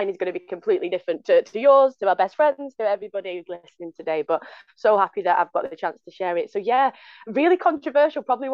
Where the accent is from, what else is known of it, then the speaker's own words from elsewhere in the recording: Bolton, North West England, United Kingdom; accent: northern; now in London, United Kingdom; as you can tell from my northern dulcet tones, I'm not from London, even though I work in a London university. I'm originally from the north. From Bolton